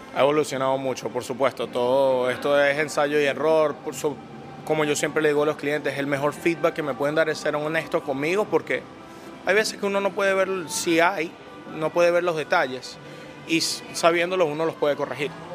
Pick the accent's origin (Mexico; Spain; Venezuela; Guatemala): Venezuela; also born or lived in Italy; now in United States; yo nací en Italia y a la edad de tres años fue que vine a Venezuela